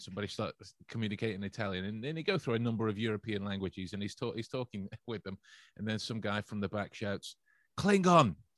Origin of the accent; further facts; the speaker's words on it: England, United Kingdom; as an English person, member of the, uh, the English culture